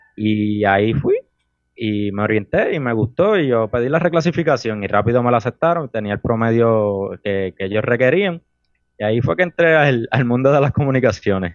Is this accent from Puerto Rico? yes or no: yes; Las Piedras, Puerto Rico; also born or lived in Humacao; actualmente tengo 22 años y vivo en el pueblo de Las Piedras